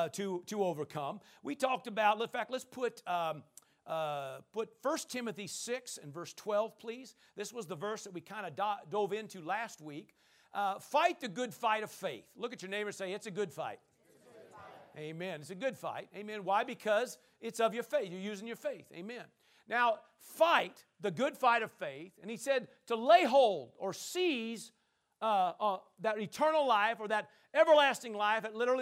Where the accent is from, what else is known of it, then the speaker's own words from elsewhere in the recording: Powell Butte, Oregon, United States; That's right. I'm from Powell Butte.